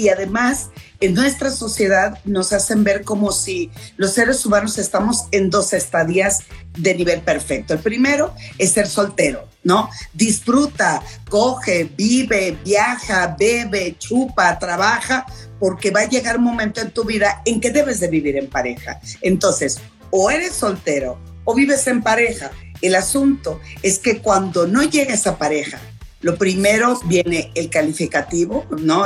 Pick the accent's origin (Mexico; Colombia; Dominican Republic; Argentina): Mexico; Culiacán, Sinaloa; moved away; allá en Culiacán, en mi tierra, con mi familia